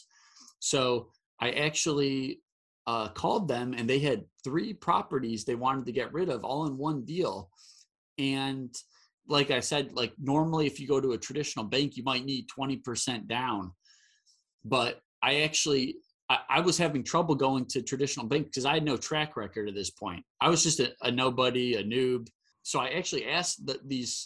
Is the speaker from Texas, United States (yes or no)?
no; Michigan, United States; now in Charlotte, United States; where I grew up in Michigan. I live in North Carolina